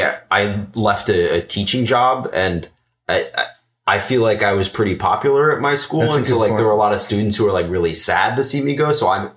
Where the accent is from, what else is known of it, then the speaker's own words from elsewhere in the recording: Florida, United States; moved away as an adult; now in Appalachia, United States; I'm from Florida and I just moved here 2 weeks ago.